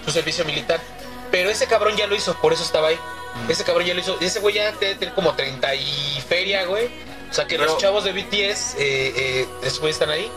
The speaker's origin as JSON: {"language": "Spanish", "region": "Mexico City", "country": "Mexico", "said": "yo soy del agrícola oriental"}